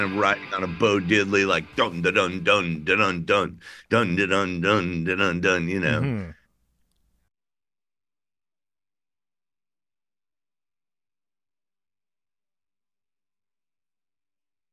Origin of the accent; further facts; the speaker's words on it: Midwest, United States; I'm from the Midwest